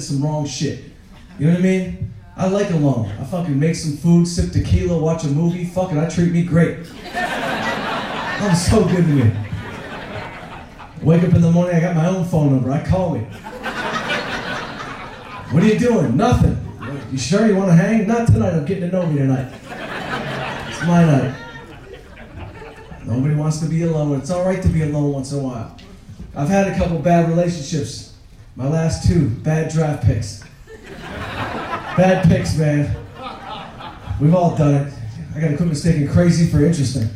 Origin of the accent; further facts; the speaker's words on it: Detroit, Michigan, United States; I grew up outside Detroit